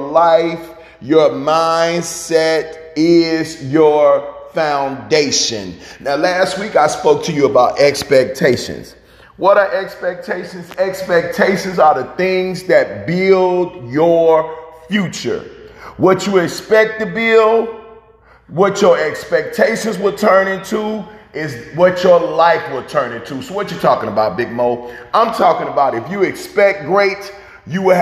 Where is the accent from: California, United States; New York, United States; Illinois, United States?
Illinois, United States; Chicago; my hometown of Chicago